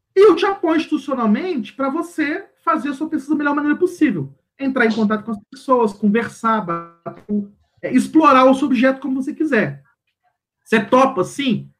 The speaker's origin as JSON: {"language": "Portuguese", "country": "Brazil", "said": "sou terceiro mundo, eu sou brasileiro"}